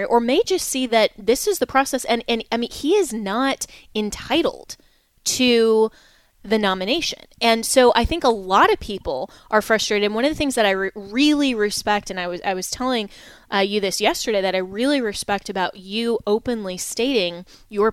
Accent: Colorado, United States; I'm from Colorado

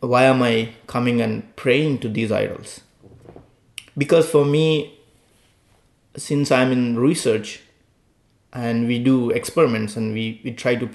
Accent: India; born or raised there; moved away as an adult; now in United States

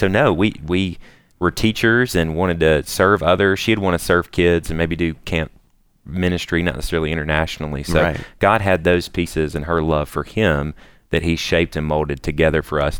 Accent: Mississippi Delta, United States; I grew up in the Mississippi Delta.

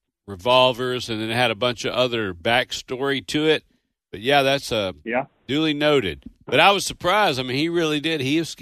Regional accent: Owensboro, Kentucky, United States; The Bluegrass International Bluegrass Hall of Fame is in Owensboro, Kentucky, my hometown.

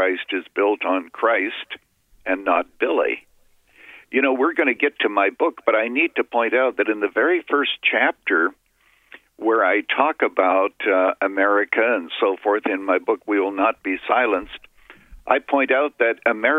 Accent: Canada; I was a boy growing up in Canada

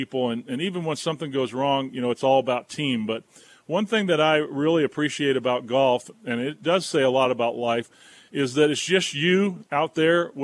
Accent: Wilmington, North Carolina, United States; now in Boone, United States; I'm from Wilmington, which is not too far from there either

